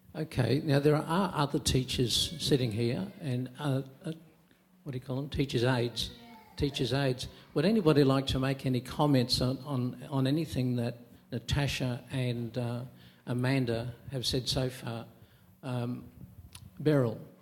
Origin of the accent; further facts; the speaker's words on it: Queensland, Australia; I'm a Queenslander